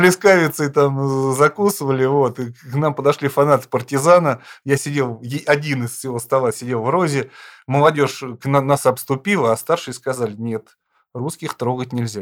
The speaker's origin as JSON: {"language": "Russian", "town": "Lipetsk", "region": "Lipetsk Oblast", "country": "Russia", "tie": "born or raised there", "said": "Я сам родом из Липецка"}